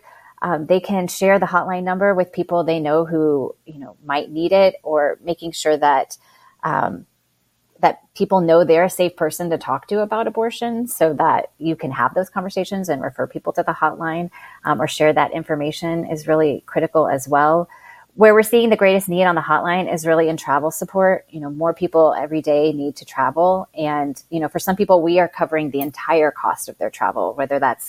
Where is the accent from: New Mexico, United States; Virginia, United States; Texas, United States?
Texas, United States; moved away; I grew up in Texas